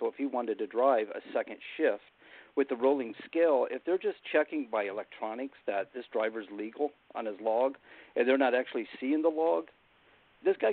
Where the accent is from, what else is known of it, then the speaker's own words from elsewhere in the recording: Florida, United States; now in New Hampshire, United States; I grew up in Florida